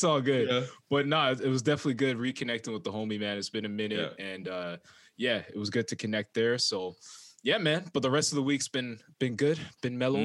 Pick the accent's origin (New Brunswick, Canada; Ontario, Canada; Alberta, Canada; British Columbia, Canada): Ontario, Canada; Toronto; we're from Toronto